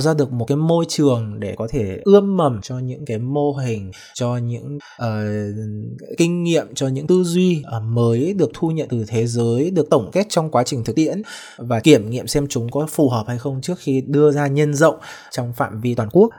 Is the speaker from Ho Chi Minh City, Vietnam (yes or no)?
no; Haiphong, Vietnam; mình thì là sinh ra tại Hải Phòng